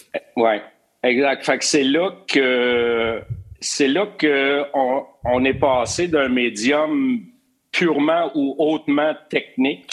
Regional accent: Drummondville, Quebec, Canada; moved away as an adult; also born or lived in Montreal; Drummondville, euh, Drummondville, 1960, quand je suis venu au monde

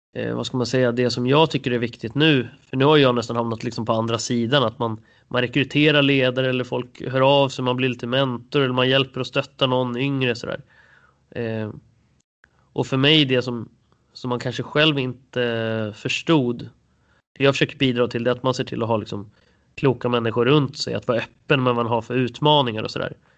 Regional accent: Storvreta, Uppsala County, Sweden; also born or lived in Jönköping; jag är faktiskt född i Jönköping. Jag brukar alltid säga att jag är från Uppsala, men jag, jag, jag är uppvuxen i alla fall i Storvreta utanför Uppsala.

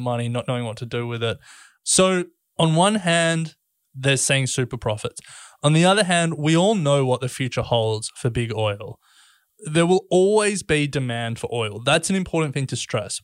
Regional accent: Australia; we're Australian

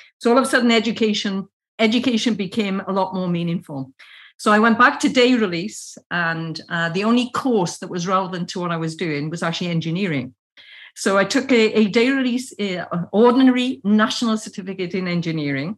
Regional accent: Wattstown, Wales, United Kingdom; I was actually born in the Rhondda Fach, Watstown in the Rhondda Fach

